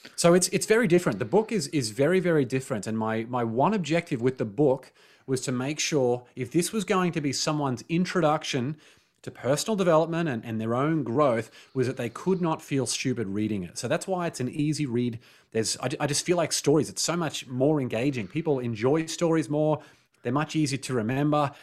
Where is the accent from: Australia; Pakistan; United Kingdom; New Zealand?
Australia; growing up in Australia